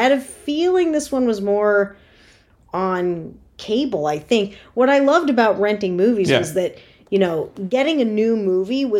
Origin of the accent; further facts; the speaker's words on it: Connecticut suburbs of New York City, United States; I grew up in the Connecticut suburbs of New York City